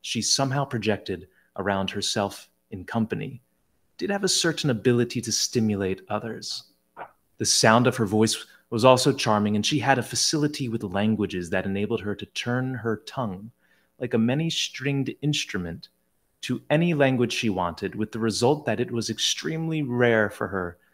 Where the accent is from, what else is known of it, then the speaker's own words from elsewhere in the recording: Southern New Jersey, United States; I hail from Southern New Jersey, a heavily Italian-American influenced area. So you should see the names of my graduating class from high school